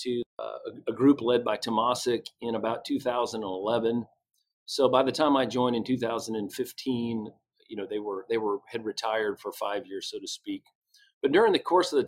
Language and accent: English; Farmington, New Mexico, United States; I grew up in the West, a small oil and gas town, Farmington, New Mexico